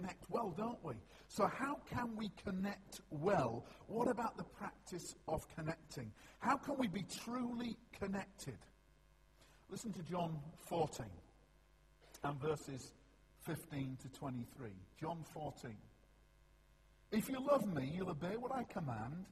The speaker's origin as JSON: {"language": "English", "region": "Yorkshire and the Humber", "country": "United Kingdom", "said": "I'm a Yorkshireman"}